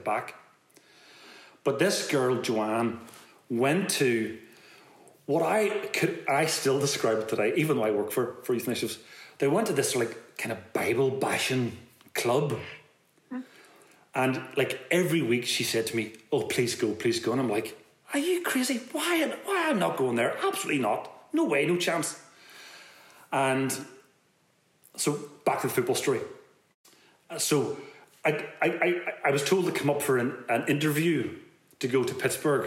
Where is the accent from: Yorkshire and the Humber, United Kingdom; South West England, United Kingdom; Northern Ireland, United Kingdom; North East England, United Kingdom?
Northern Ireland, United Kingdom; Belfast; I'm a guy from West Belfast